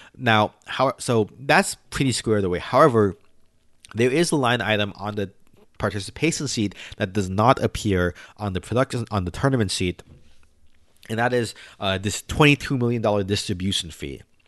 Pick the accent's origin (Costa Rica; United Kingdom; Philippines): Philippines; now in United States; I'm Filipino